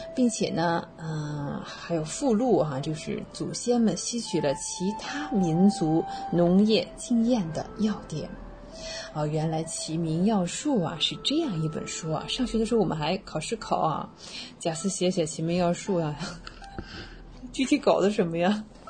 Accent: China; also born or lived in Waikato, New Zealand; now in New Zealand; 我们中国人

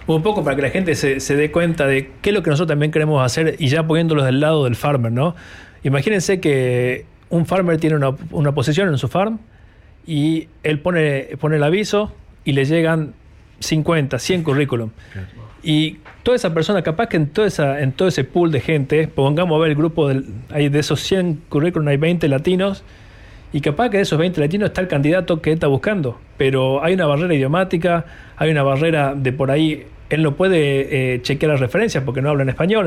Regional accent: Salta, Argentina; moved away as an adult; now in New Zealand; yo soy salteño, tuve la suerte de conocer poetas muy, muy este, de mucho renombre, muchos poetas famosos allá de Salta

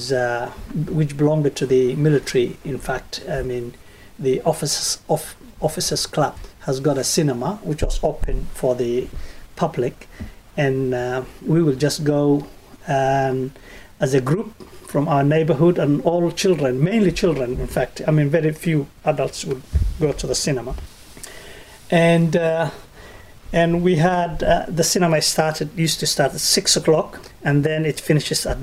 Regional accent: Mogadishu, Banadir, Somalia; moved away as an adult; now in New Zealand; I came from Somalia. I grew up in Mogadishu, the capital city of Mogadishu.

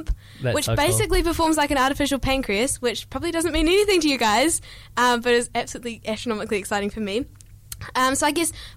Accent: New Zealand; accent: New Zealand; I amp up my New Zealand accent. I'll be like, I'm from New Zealand

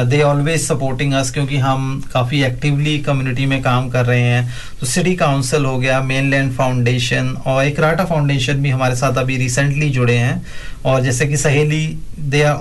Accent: Patiala, Punjab, India; good thing is मेरा शहर मशहूर होएगा हाँ, पटियाला

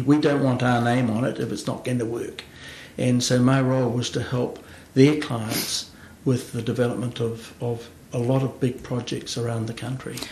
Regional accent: central Hawke's Bay, New Zealand; also born or lived in Wellington / Christchurch; while I was born in Wellington, I grew up on the family farm in central Hawke's Bay

